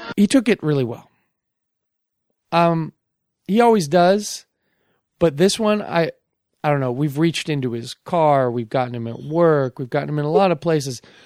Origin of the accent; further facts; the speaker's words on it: Bellevue, Washington, United States; also born or lived in Seattle / Redmond; I was born in Bellevue. I grew up in Bellevue.